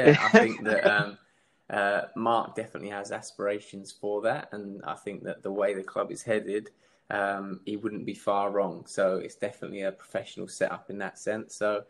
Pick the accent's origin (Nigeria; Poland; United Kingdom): United Kingdom; Windlesham, South East England; where I grew up in Windlesham, like Surrey way